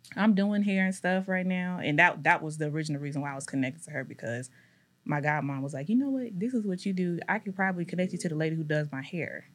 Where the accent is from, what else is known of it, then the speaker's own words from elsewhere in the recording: Decatur, Georgia, United States; also born or lived in Louisiana; I grew up in Decatur